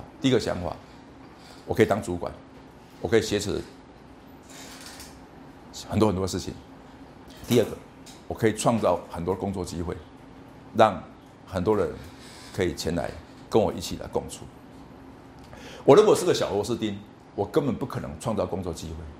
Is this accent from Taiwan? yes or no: yes; Taiwan; 同学们，在台湾一百个学生里面，你们是前面的百分之三，或者百分之一。我们台湾过，我们中国人过去五千年来都有一个很基本的想法：我的成功是靠考试。